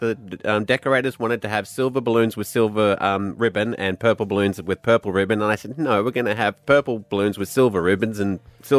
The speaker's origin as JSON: {"language": "English", "region": "Scotland", "country": "United Kingdom", "moved": "yes", "lives_now": "Brisbane, Australia", "said": "I'm Scottish."}